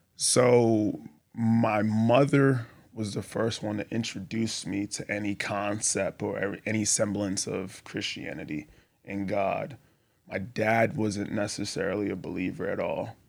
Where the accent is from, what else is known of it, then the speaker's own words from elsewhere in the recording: Boston, Massachusetts, United States; moved away as an adult; also born or lived in Texas / Colorado; I grew up in Boston, Massachusetts